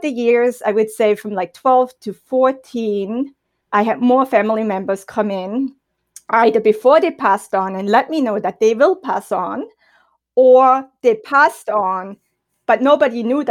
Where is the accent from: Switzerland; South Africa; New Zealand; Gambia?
Switzerland; German-speaking Switzerland; first language German; English is a second language; moved away as an adult; I was raised and born in Switzerland